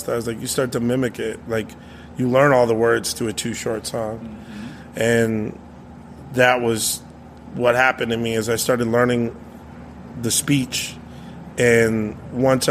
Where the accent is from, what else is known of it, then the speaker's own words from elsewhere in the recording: Gallup, New Mexico, United States; also born or lived in Oklahoma; I grew up mostly in Gallup, New Mexico